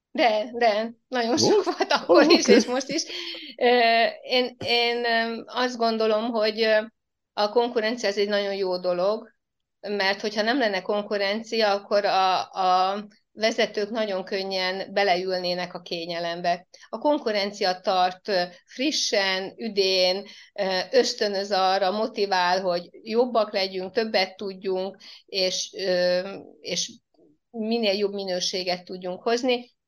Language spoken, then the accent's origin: Hungarian; Mártély, Csongrád-Csanád, Hungary; accent: ö-zés (speaking with ö instead of e); Én tőzsgyökeres Mártéi vagyok, itt éltek a szüleim is, és én is ide születtem